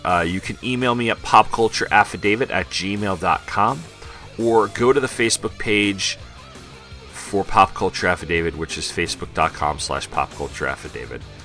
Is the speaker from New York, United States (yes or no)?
yes; Long Island, New York, United States; where I grew up in Long Island